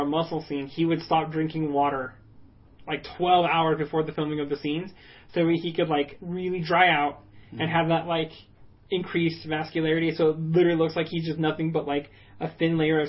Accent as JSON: {"language": "English", "town": "El Paso", "region": "Texas", "country": "United States", "tie": "born or raised there", "said": "I was born in El Paso."}